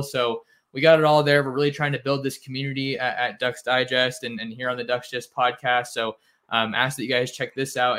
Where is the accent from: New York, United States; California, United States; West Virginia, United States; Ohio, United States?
California, United States; San Francisco Bay Area; I'm from the Bay Area